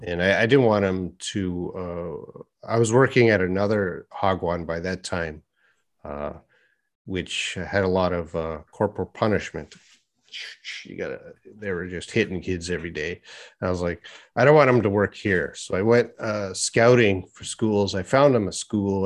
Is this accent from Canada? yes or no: yes; Edmonton, Alberta, Canada; moved away as an adult; now in Korea; my hometown of Edmonton